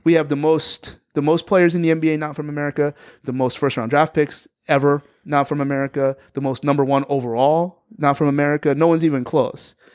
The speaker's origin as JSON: {"language": "English", "region": "New Jersey", "country": "United States", "said": "I'm from New Jersey"}